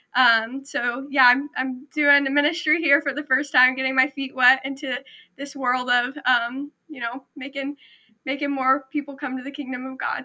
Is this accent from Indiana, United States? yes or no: yes; Southern Indiana, United States; moved away as an adult; also born or lived in Knoxville, Tennessee / Manchester, New Hampshire; I am originally from Southern Indiana. I've grown up there all my life.